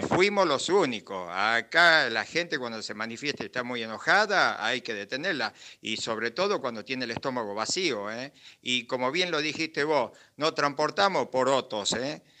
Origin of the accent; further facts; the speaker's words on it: Bariloche, Río Negro, Argentina; somos gente de Bariloche